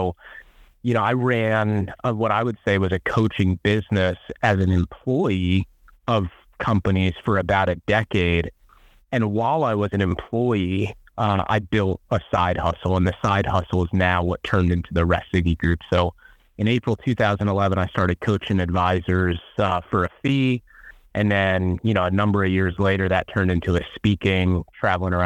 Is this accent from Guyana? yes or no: no; New York, United States; as a New Yorker